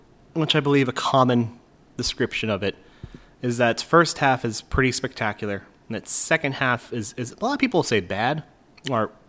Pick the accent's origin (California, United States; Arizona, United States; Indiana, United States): Indiana, United States; I'm from Indiana